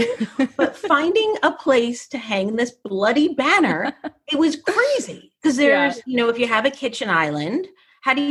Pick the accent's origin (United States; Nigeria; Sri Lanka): United States; New Jersey; I grew up in New Jersey.